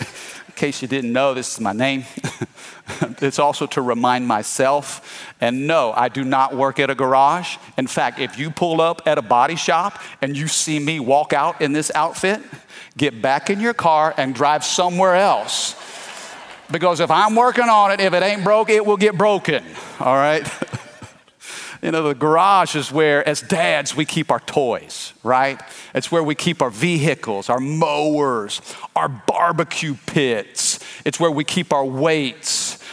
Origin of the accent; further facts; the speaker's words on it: Midwest, United States; I'm a Cardinal fan. I'm from the Midwest, St. Louis Cardinals.